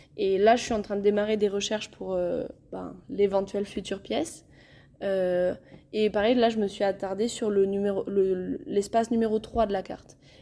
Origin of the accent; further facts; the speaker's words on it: Viscos, Occitania, France; je suis originaire de Viscos